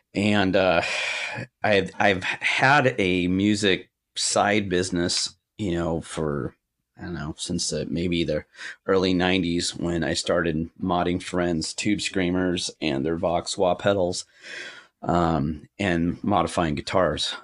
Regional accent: Orange County, California, United States; I was born in Orange County at Orange General Hospital

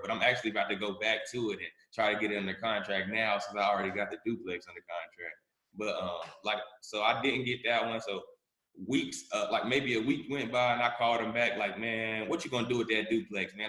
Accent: Charlotte, North Carolina, United States; I'm from Charlotte, North Carolina, born and raised.

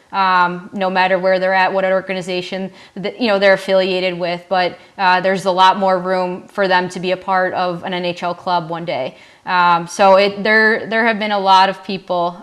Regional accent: Orland Park, Illinois, United States; growing up in the Chicagoland area

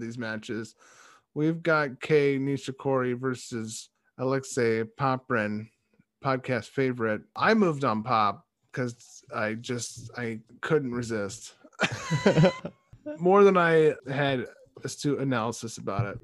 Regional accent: United States; we're American.

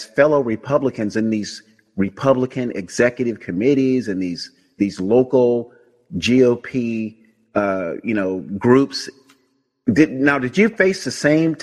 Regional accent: Tampa, Florida, United States; moved away as an adult; now in California, United States; I'm a native of Hillsborough County, born and raised in Tampa, Tampa Bay

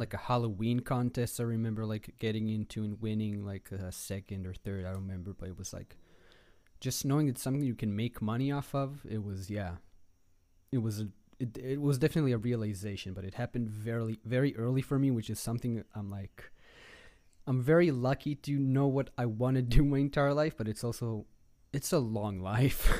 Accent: Tel Aviv, Tel Aviv District, Israel; moved away as an adult; now in Los Angeles, United States; I'm, uh, born and raised in Israel, in Tel Aviv

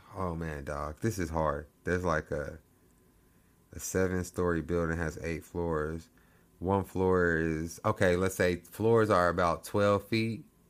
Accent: United States

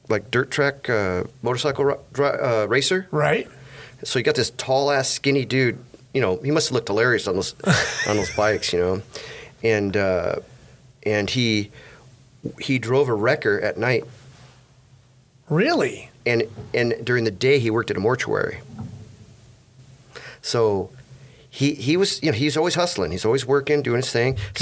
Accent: California, United States; also born or lived in East St. Louis, United States; I grew up. I grew up in California. I came here in '65.

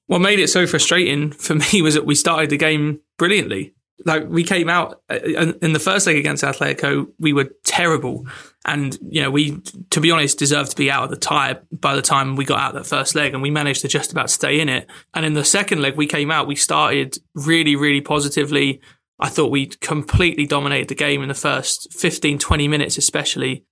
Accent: England, United Kingdom; as an English person

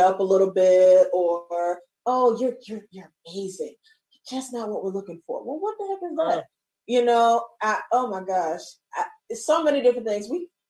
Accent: Baltimore, Maryland, United States; I said, I'm from Baltimore. He said, oh, you from Baltimore? I was like, yes.

